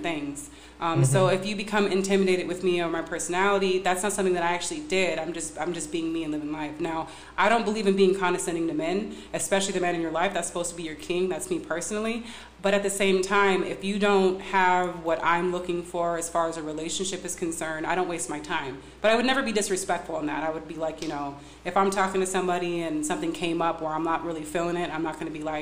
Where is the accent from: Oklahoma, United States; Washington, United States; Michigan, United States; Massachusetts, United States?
Michigan, United States; Detroit; also born or lived in Hayward, California; now in California, United States; I was born here in Hayward, California, and I was raised in Detroit